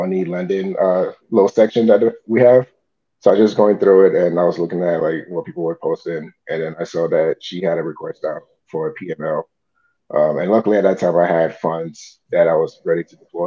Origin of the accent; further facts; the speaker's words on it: Ghana; now in United States; I was born in Ghana, came to the States in 2000